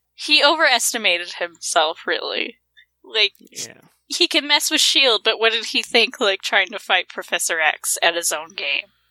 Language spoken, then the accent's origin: English; Montana, United States; I'm from Montana